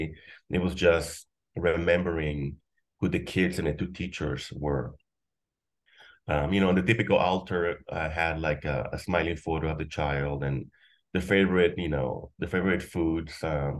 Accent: McAllen, Texas, United States; I grew up in McAllen, in the Mission area.

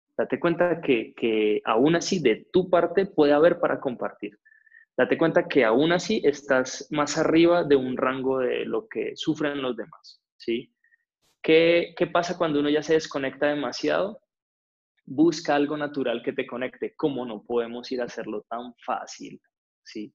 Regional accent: Cali, Valle del Cauca, Colombia; now in Bogotá, Colombia; nací en Cali

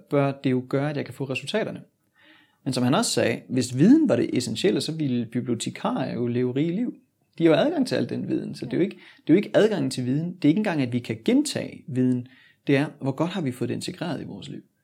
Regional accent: Sønderborg, Southern Denmark, Denmark; moved away as an adult; Jeg er født og opvokset i Sønderborg, og forlod Danmark

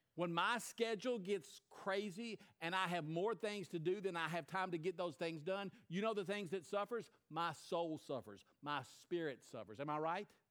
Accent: United States; as an American

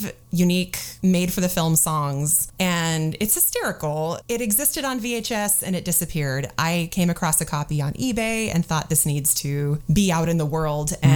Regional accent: Alaska, United States; also born or lived in Minnesota; I grew up in Alaska and was born in Minnesota

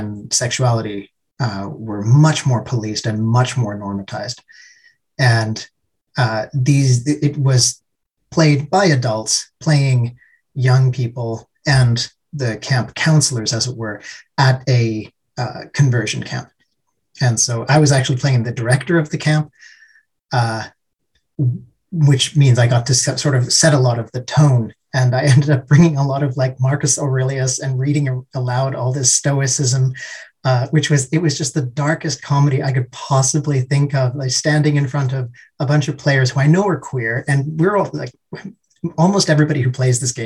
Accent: Canada; now in Helsinki, Finland; I live in Helsinki, but I'm originally from Canada

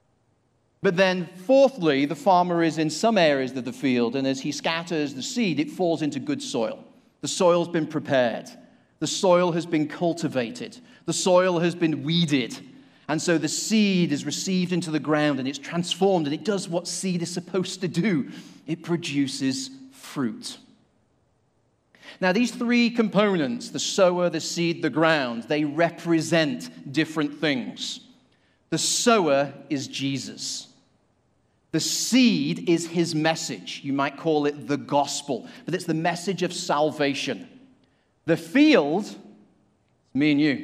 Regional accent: Manchester, North West England, United Kingdom; now in Asheville, United States; I live in Asheville, and in fact, from the UK, I came from Manchester, so I'm a city slicker

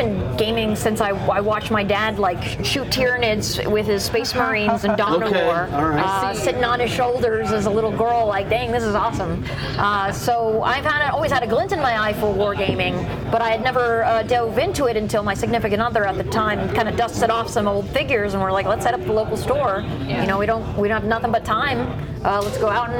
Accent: Maryland, United States; now in Philadelphia, United States; I was from Maryland originally

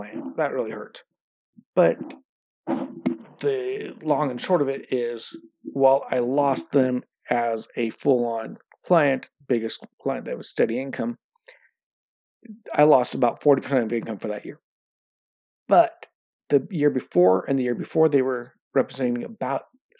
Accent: United States; now in Norway; I'm American

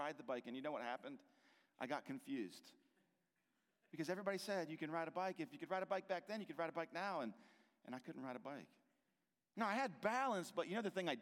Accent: Hagerstown, Maryland, United States; I grew up here in Hagerstown on the west side of Maryland

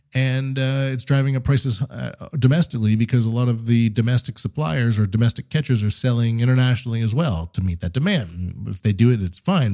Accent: Canada; now in Japan; I live in Japan. I'm a Canadian

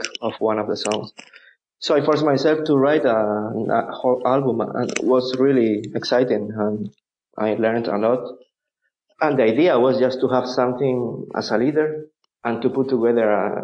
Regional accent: Malaga, Andalusia, Spain; English is a second language; moved away; also born or lived in Barcelona, Spain / Groningen, Netherlands / Amsterdam, Netherlands / Romania; I'm from the south. I'm from Malaga.

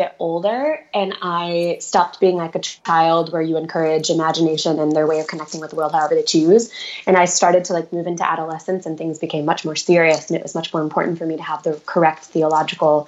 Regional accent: just outside St. Louis, Missouri, United States; I was raised in the Midwest, just outside St. Louis, Missouri, in the suburbs

